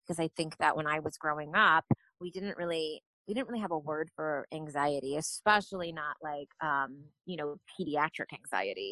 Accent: San Antonio, Texas, United States; born or raised there; also born or lived in New York

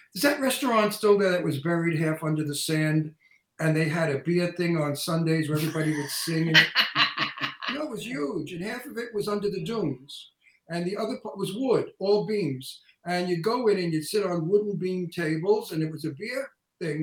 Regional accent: New York City, New York, United States; accent: antique Brooklyn; my antique Brooklyn accent

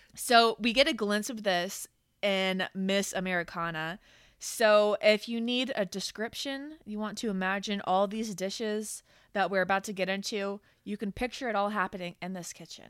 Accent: Florida, United States; I'm from Florida

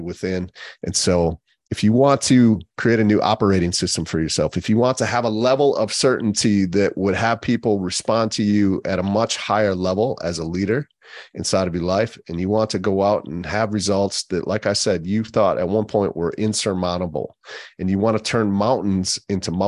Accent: Wisconsin, United States; I grew up in Wisconsin

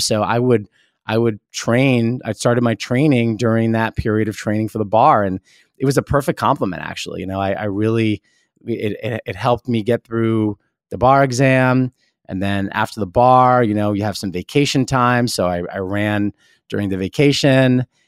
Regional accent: New York City, New York, United States; also born or lived in New Jersey; I lived in, in New York City, you know, very briefly and then moved to New Jersey when I was a little kid, but, you know, really s, from seventh grade on, I went to school back in New York City.

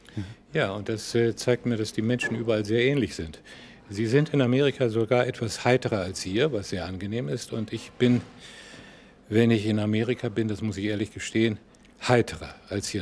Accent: Prenzlau, Brandenburg, Germany; born or raised there; moved away; also born or lived in Tilsit, East Prussia / Masuria / Berlin

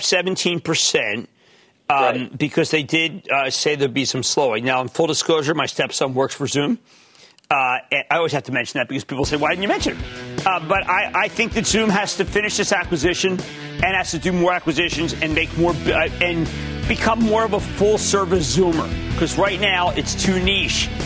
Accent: Philadelphia, Pennsylvania, United States; also born or lived in New Jersey; we're from Philly.

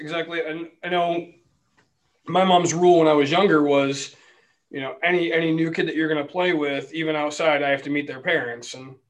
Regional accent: Wyoming, United States; In Wyoming.

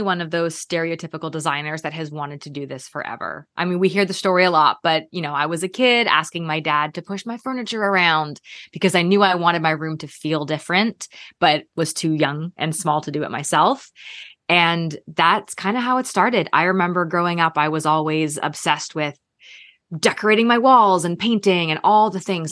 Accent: Canada; moved away as an adult; also born or lived in Toronto / Minnesota / California / Texas; now in Georgia, United States; I'm actually from Canada, so started my career in Toronto

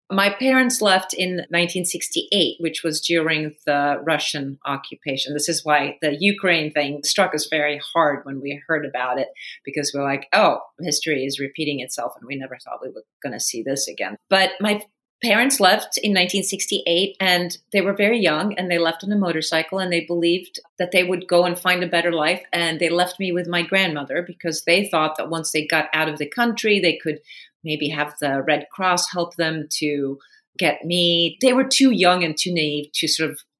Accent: Sweden; And the time that I grew up in Sweden was so incredibly gender balanced, so equal it was probably the most gender equal country in the world at that point.

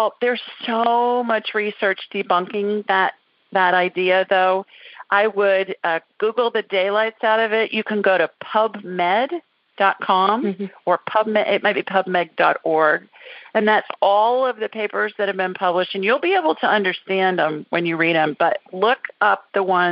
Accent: Columbus, Ohio, United States; moved away; Columbus. Well, terrific. City of my birth.

